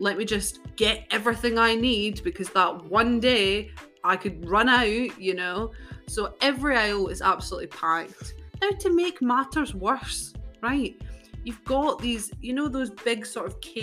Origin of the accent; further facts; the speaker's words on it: United Kingdom; us as British people